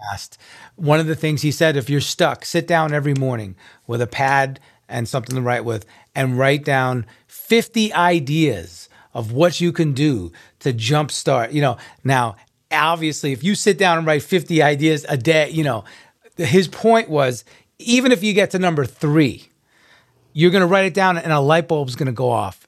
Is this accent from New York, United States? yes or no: yes; Long Island, New York, United States; I'm a New Yorker as well. I was born and raised in Long Island, so I have a very strong accent